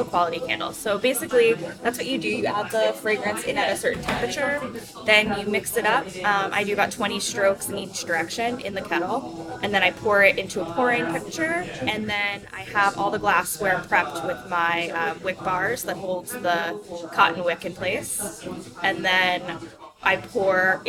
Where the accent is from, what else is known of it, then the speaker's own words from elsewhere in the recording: Southampton, New York, United States; growing up in Southampton